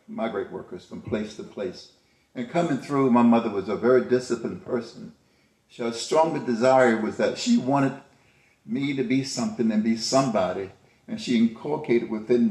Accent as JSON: {"language": "English", "region": "the South", "country": "United States", "tie": "born or raised there", "said": "I was raised in the South"}